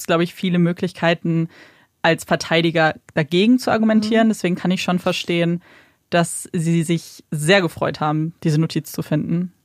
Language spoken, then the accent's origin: German; Germany; bei uns in Deutschland